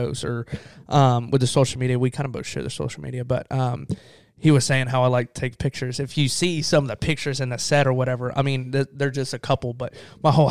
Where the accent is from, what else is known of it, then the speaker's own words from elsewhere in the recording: the South, United States; accent: Southern; Southern guy, you know, you could talk through my accent